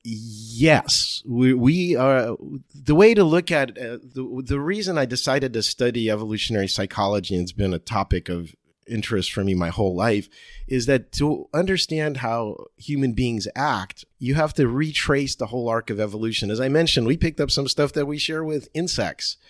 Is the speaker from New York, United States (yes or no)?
no; Cherry Hill, New Jersey, United States; accent: Jersey; now in San Diego, United States; I went to high school in Cherry Hill, New Jersey